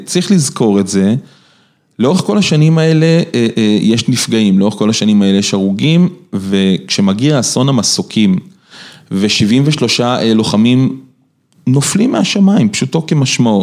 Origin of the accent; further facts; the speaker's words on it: Rishon LeZion, Central District, Israel; אני גדלתי בראשון, אוקיי? בראשון אין טמפרטורות קיצוניות